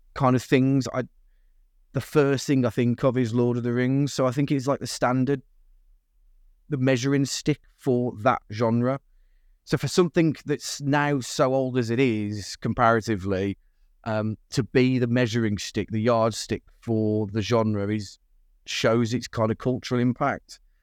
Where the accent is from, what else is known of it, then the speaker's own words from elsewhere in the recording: United Kingdom; being British